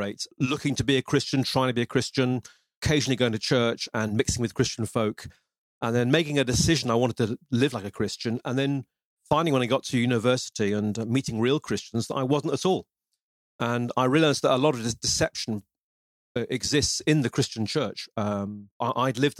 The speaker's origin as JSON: {"language": "English", "town": "Lincoln", "region": "East Midlands", "country": "United Kingdom", "tie": "born or raised there", "accent": "British", "moved": "yes", "lives_now": "Devon, United Kingdom", "said": "Well, I was born in Lincoln, which is in the East Midlands in England. But I live at the moment in Devon, which is in the southwest"}